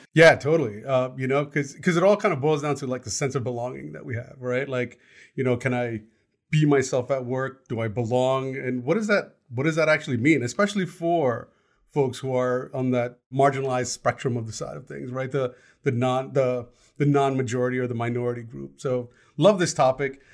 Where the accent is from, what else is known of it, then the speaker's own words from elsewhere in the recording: United States; I was born here. I didn't actually belong in India because I'm American. I grew up in a very diverse community